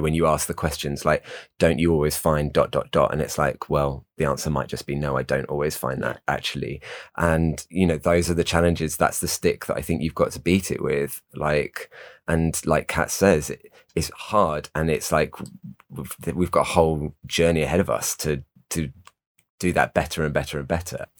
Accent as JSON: {"language": "English", "country": "United Kingdom", "said": "we're all British and white"}